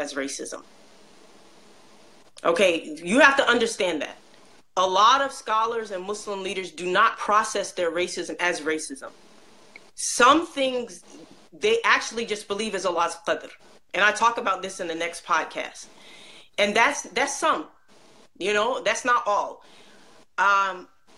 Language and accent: English; United States; also born or lived in Egypt / Saudi Arabia; I'm African American.